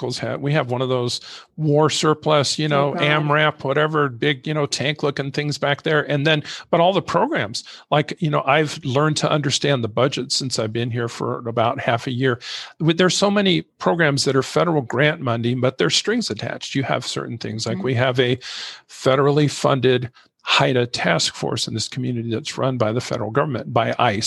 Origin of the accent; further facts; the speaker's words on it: Santa Cruz County, Arizona, United States; Santa Cruz County.